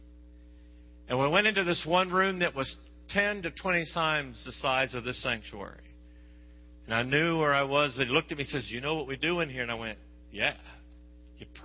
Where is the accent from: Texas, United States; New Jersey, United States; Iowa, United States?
Texas, United States; I'm from Texas